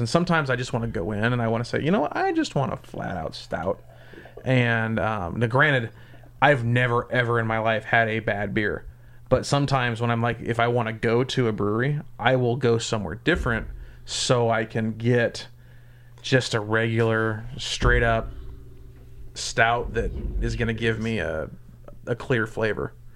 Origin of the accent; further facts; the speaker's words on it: Southern Indiana, United States; now in Lincoln, United States; I grew up in Southern Indiana